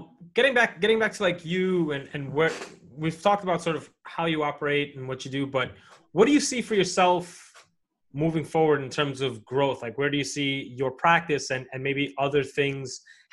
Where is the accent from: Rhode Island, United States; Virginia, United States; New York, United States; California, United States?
New York, United States; New York City; I grew up in New York City where like diversity didn't hit me until later on in life.